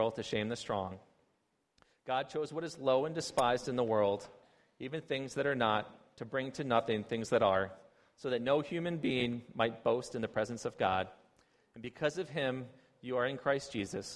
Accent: United States; moved away as an adult; now in China; I'm an American

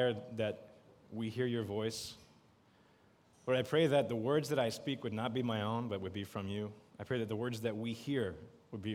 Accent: Canada; moved away as an adult; now in Beijing, China; I'm from Canada

